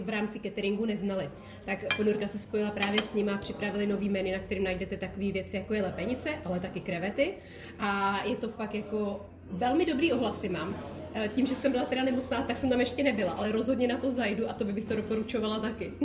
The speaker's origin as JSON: {"language": "Czech", "region": "South Bohemian Region", "country": "Czechia", "tie": "born or raised there", "also_born_or_lived": "České Budějovice", "said": "já jsem nikdy jinde nebydlela než v Jižních Čechách"}